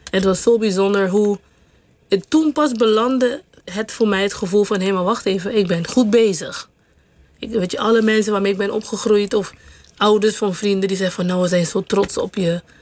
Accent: Caribbean Netherlands; moved away as an adult; also born or lived in Curaçao; now in Netherlands; Vooral dat ik gewoon van een klein eilandje. Je zei geboren op Sint Eustatius, maar ik ben geboren op Curaçao. Nou, maar op Sint Eustatius

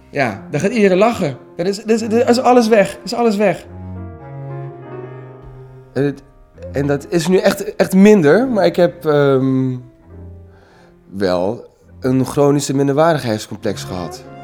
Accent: Kerkrade, Limburg, Netherlands; now in Amsterdam, Netherlands; Ik kom uit Kerkro. Dat betekent, ik kom uit Kerkrade. Als je een Limburger op televisie hoorde, dan kreeg je bijna zo van plaatsvervangende schaamte.

